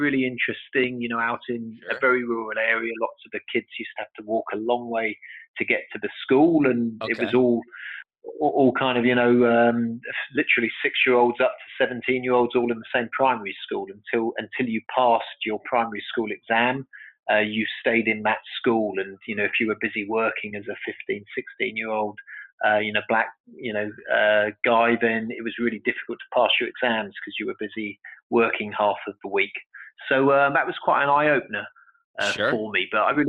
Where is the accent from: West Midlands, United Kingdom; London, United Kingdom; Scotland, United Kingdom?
London, United Kingdom; Okay, well, I was born in London.